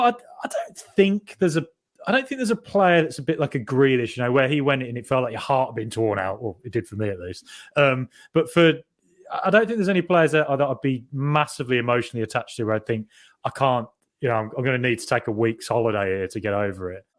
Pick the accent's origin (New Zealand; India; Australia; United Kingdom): United Kingdom; Solihull, West Midlands; I'm from Solihull as well, and same sort of very similar background, very same schooling really as well